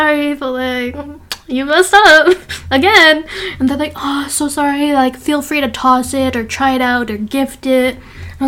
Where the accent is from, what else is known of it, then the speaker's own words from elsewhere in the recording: Canada; we grew up in Canada. We are Indian, but we grew up here.